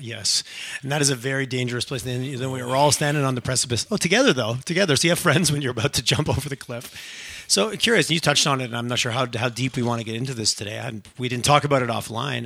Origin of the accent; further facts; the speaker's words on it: Quebec, Canada; moved away as an adult; I grew up in Quebec, small farming community